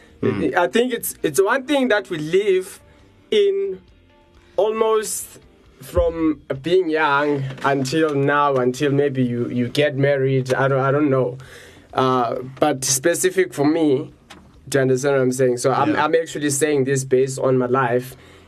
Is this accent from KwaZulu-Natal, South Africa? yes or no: no; Johannesburg, Gauteng, South Africa; We are from Johannesburg in South Africa. We are in Africa. That's our continent.